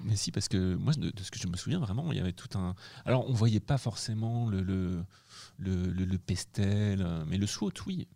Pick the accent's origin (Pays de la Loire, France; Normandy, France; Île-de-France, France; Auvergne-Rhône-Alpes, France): Pays de la Loire, France; Angers; Je suis né à Angers